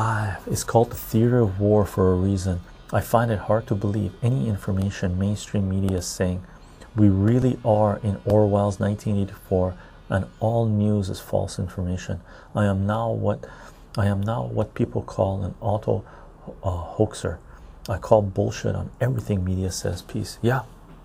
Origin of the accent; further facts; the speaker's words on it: Canada; But as a Canadian, you can have Canadian dollars, euros, and US dollars.